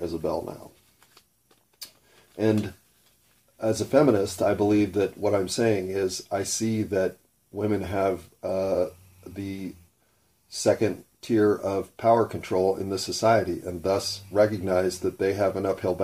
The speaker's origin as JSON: {"language": "English", "country": "United States", "tie": "born or raised there", "first_language": "English", "said": "I didn't choose English. I was born in America. English is what I was given."}